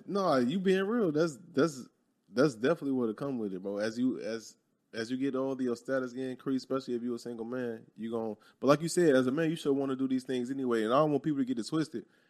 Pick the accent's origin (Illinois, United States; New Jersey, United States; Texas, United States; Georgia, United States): Illinois, United States; Chicago; moved away; growing up in Chicago